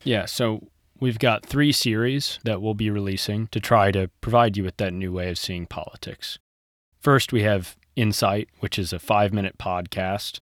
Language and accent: English; Kansas City, Missouri, United States; now in Santa Monica, United States; I'm from Kansas City, Missouri originally